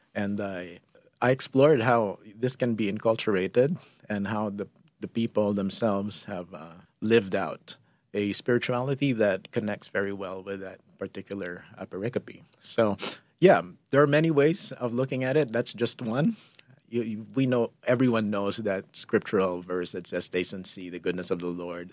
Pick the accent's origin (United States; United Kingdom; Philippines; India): Philippines; moved away as an adult; who I am is Filipino, and being a Filipino means sh, sharing is just a natural thing